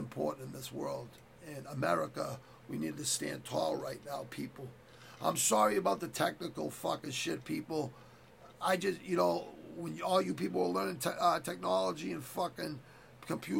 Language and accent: English; Quincy, Massachusetts, United States; I grew up in Southwest Quincy